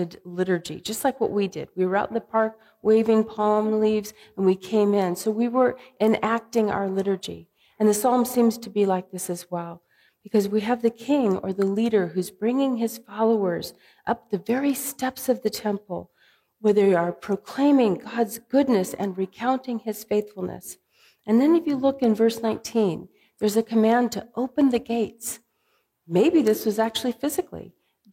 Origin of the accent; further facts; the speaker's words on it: California, United States; now in Midwest, United States; growing up in California